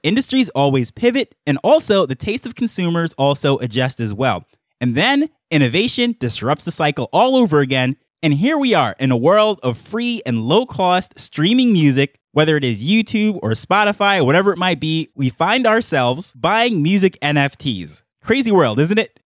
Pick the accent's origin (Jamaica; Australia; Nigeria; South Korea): Jamaica; being a Jamaican myself